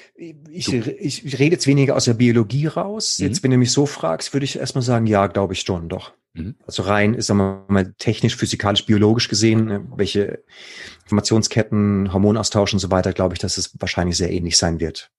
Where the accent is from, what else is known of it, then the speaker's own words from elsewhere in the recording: Baden-Württemberg, Germany; da im Badische, da wo ich herkomme